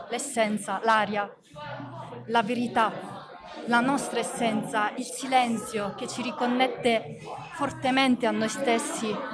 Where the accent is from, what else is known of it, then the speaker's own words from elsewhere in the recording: Pietrapertosa, Basilicata, Italy; Sì, sono di Pietra Pertosa anch'io.